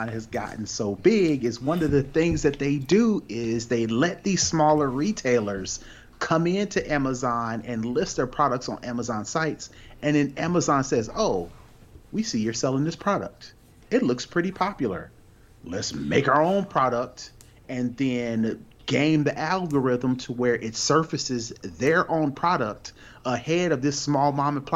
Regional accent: United States; we as a American, as Americans

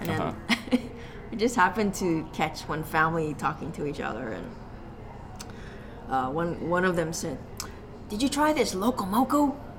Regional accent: Honolulu, Hawaii, United States; I grew up in Hawaii Kai, which is just on the foot of that mountain.

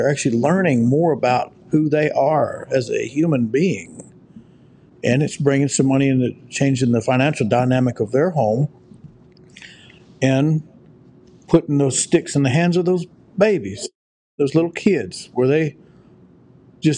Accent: United States; also born or lived in Oklahoma; We're in America. We're Americans

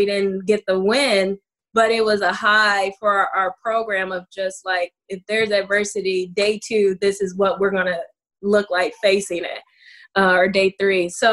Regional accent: Toledo, Ohio, United States; I'm from Toledo, Ohio

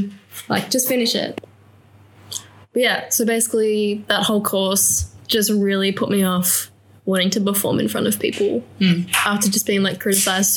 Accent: Launceston, Tasmania, Australia; I'm from Launceston, Tasmania, by the way. little town just outside of Launceston

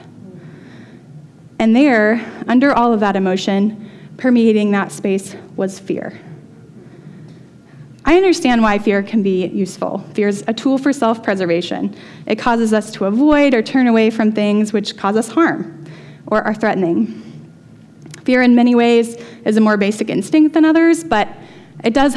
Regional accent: the South, United States; I grew up in the Methodist Church in the South

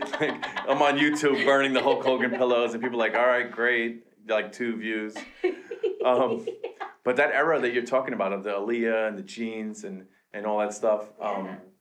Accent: Queens, New York, United States; So, we grew up in Queens, mm-hmm.

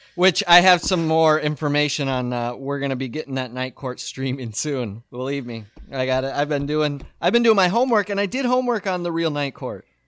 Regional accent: Midwest, United States; we grew up in the Midwest

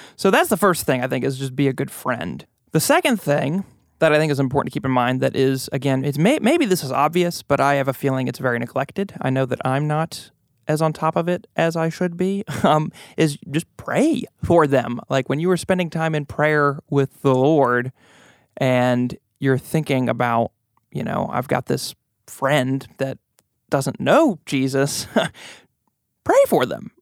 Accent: United States; American Christians

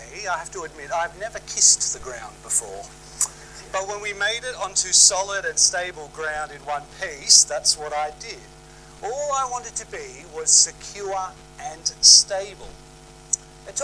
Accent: Sydney, New South Wales, Australia; Growing up in Sydney, I used to love catching the ferries across Sydney Harbour

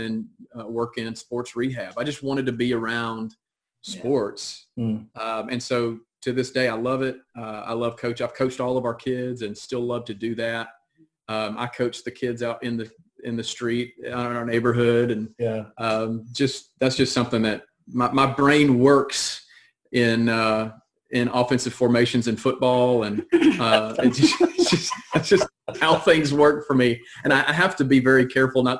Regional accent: Monroe, Louisiana, United States; I grew up in Monroe, Louisiana.

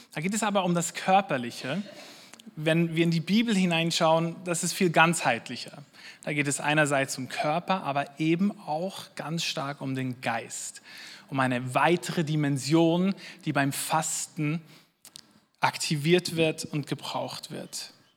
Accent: Switzerland; wir als Schweizer

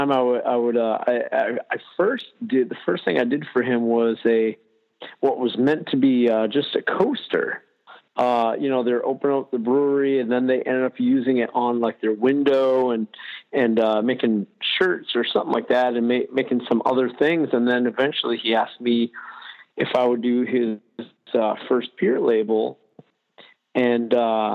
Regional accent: Southern Maine, United States; also born or lived in Baltimore; I grew up in Southern Maine, and then went to art school

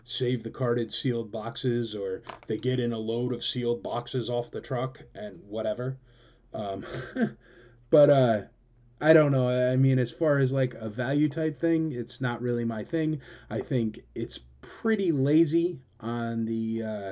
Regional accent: United States; moved away; also born or lived in New York; I'm originally a, you know, Connecticut, New Yorker kind of guy

